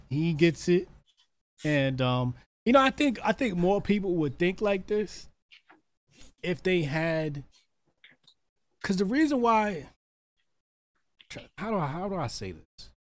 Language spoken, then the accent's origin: English; Arkansas, United States; I'm from Arkansas. Ain't no Ukrainians never called me cracker.